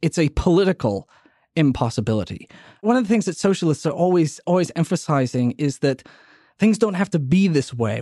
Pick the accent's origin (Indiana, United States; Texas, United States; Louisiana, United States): Louisiana, United States; New Orleans; my hometown of New Orleans